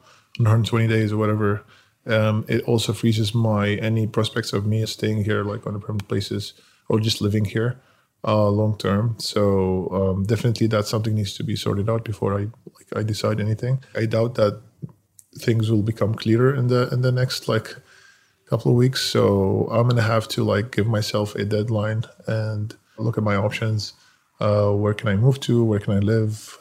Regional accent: Damascus, Damascus Governorate, Syria; moved away as an adult; now in United States; I was born in Damascus, Syria. I lived there until I was 18 years old.

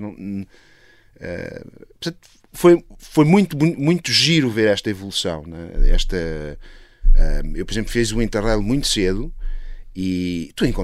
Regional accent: Italy; bom, eu sou italiano, uh, na verdade.

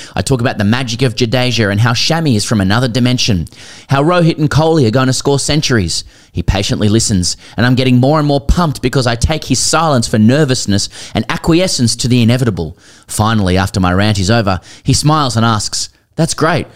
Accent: Australia; we're Australian

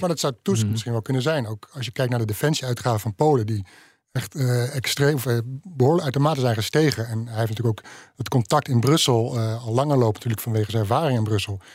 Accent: Netherlands; dan vragen ze waar kom je vandaan? Dan zeg je Nederland

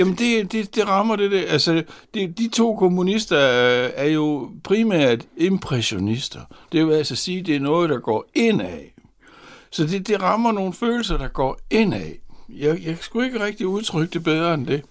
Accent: Horsens, Central Denmark Region, Denmark; jeg var fra Horsens, og Horsens havde jo der i 60'erne et ry for at være Jyllands Liverpool

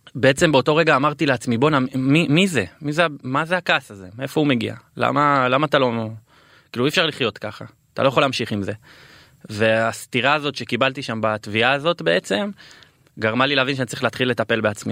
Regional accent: Beersheba, Southern District, Israel; גדלתי אה, בשכונה אה, ד' שאז היא הייתה שכונה די קשה

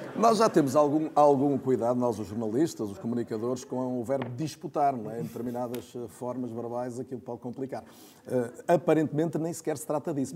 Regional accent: Paredes, Norte, Portugal; Eu sou de Paredes

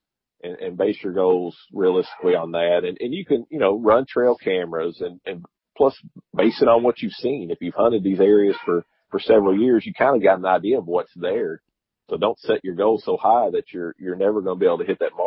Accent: Kentucky, United States; now in Georgia, United States; I'm originally from Kentucky

